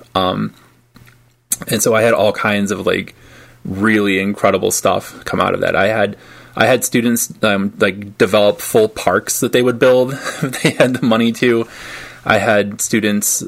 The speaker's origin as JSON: {"language": "English", "town": "Detroit", "region": "Michigan", "country": "United States", "tie": "born or raised there", "said": "I grew up I grew up outside of Detroit"}